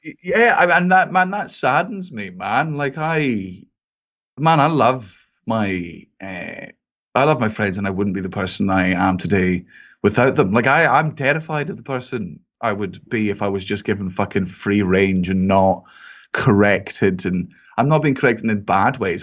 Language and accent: English; Scotland, United Kingdom; I'm Scottish